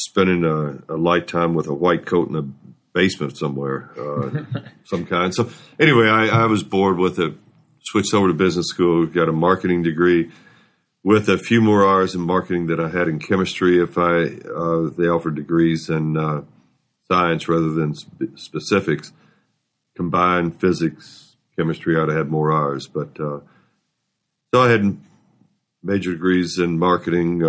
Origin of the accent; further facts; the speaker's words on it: Louisville, Kentucky, United States; I grew up in Louisville, went to Atherton High School